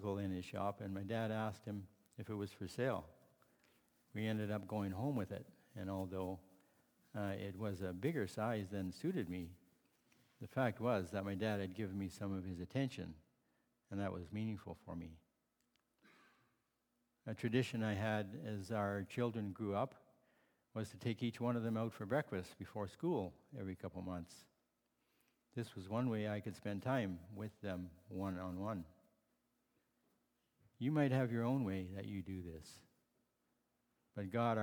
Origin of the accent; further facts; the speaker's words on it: Holland Marsh, Ontario, Canada; also born or lived in Barrie, Ontario; I grew up in Holland Marsh, Ontario, and later we moved to Barrie because my father had purchased a farm there.